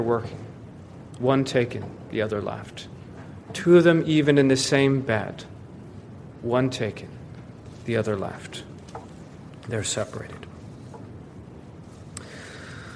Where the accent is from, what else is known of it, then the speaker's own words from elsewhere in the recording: Florida, United States; moved away; warmer climates like where I grew up in Florida